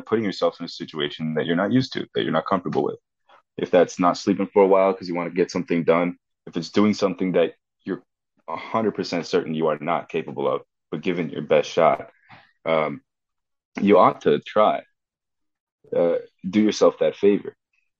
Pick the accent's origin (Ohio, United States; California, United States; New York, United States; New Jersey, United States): New Jersey, United States; Tenafly; growing up in Tenafly